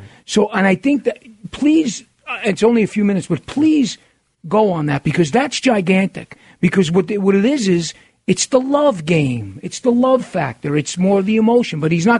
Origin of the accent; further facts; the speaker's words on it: New York City, New York, United States; now in Arizona, United States; I'm from New York City